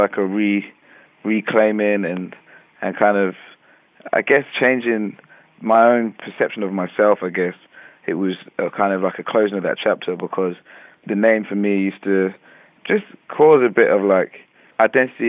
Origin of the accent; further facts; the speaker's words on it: London, United Kingdom; growing up in London